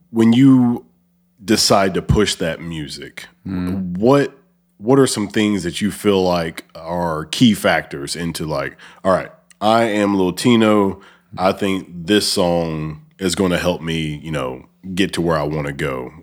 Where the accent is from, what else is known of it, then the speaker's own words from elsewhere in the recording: Alabama, United States; also born or lived in North Dakota; now in Memphis, United States; I'm from Alabama and I was in the military, lived in North Dakota, and then, um, now I'm living here.